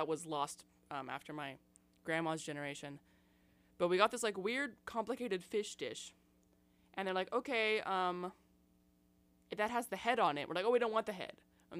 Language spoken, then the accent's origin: English; Seattle, Washington, United States; now in Tacoma, United States; because I'm from Seattle originally. I live in Tacoma most of the time, though.